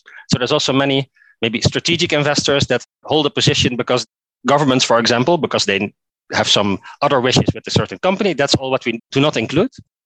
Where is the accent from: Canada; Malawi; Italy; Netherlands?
Netherlands; English is a second language; moved away as an adult; now in Oslo, Norway; I'm originally from Netherlands, as you can maybe hear from my accent as well. But I moved here, I think, about 9 to 10 years ago